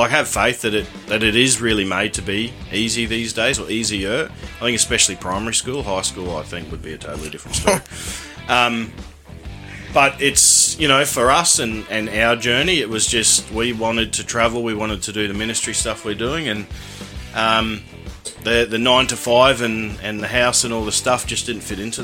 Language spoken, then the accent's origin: English; Ipswich, Queensland, Australia; we're from Ipswich, and that's quite dry out there